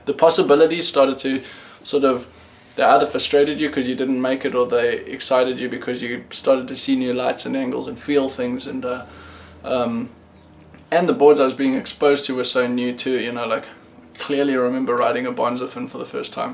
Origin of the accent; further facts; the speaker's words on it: South Africa; also born or lived in Cape Town; I was born in South Africa.